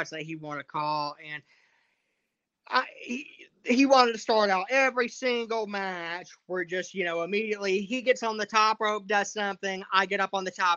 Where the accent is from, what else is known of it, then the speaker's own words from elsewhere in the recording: Georgia, United States; moved away as an adult; now in Tennessee, United States; I'm from Georgia. And like when I was in high school, there's still people wearing these Dixie Outfitter shirts